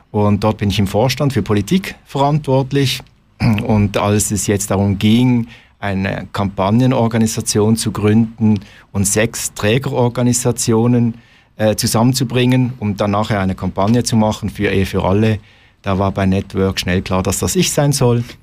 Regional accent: Basel, Basel-Stadt, Switzerland; Also er, und äh, ich bin in Basel aufgewachsen, äh, lebe schon seit ziemlich langer Zeit mit meinem Mann zusammen

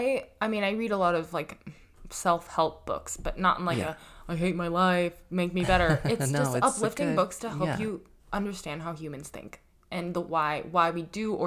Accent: Colorado, United States; now in New York, United States; I grew up in Colorado.

